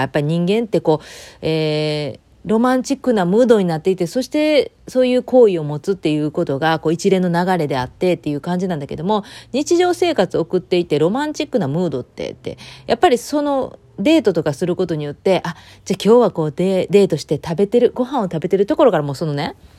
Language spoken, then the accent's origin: Japanese; Japan; moved away; 日本の方は秋の運動会とか、また私の地元だったら秋祭りとかあって